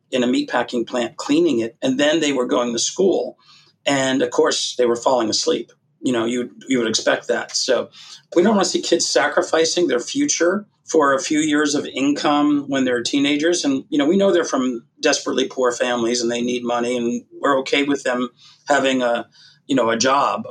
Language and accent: English; Massachusetts, United States; I grew up in Massachusetts watching a guy named Bobby Orr play